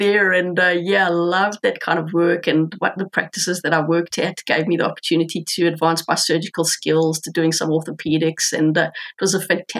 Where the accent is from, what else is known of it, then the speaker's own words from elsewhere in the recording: South Africa; moved away as an adult; now in Auckland, New Zealand; I grew up in South Africa. A magnificent land, just so incredible, with an abundance of wildlife, incredible landscapes.